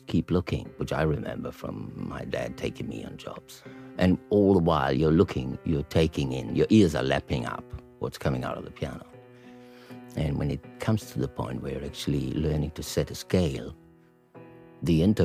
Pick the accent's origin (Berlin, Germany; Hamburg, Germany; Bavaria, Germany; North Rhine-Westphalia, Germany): North Rhine-Westphalia, Germany; Gronau; a border town, which is my hometown. Gronau is a small place on the Dutch border.